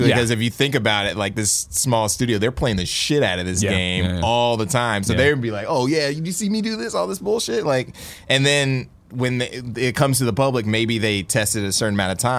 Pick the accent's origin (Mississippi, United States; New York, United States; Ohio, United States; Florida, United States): Ohio, United States; Columbus; now in San Francisco Bay Area, United States; I'm from Columbus.